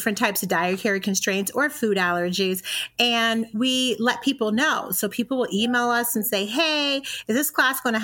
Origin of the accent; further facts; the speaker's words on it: Indiana, United States; also born or lived in Alabama; now in Michigan, United States; I'm originally from Indiana